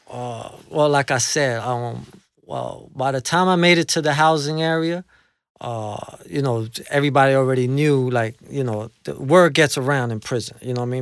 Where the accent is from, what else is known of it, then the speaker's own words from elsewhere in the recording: New York City, New York, United States; also born or lived in Colombia; I'm from the tough side of, of, of, of Queens, you know, I'm from Jamaica. That's where I was, uh, you know, that's where I lived my life. I was raised in Jamaica.